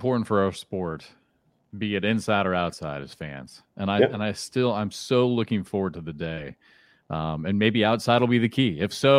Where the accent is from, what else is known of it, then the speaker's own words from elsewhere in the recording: Iowa, United States; I grew up in Iowa.